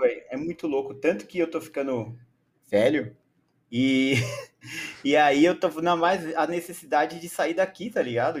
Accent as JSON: {"language": "Portuguese", "region": "São Paulo", "country": "Brazil", "said": "eu trabalhei em escolas bilíngues aqui no, em São Paulo, sou de São Paulo"}